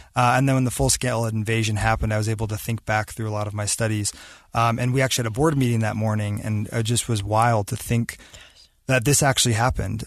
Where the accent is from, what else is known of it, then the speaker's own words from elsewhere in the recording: Davis County, Utah, United States; my roots in Davis County. I'm from Utah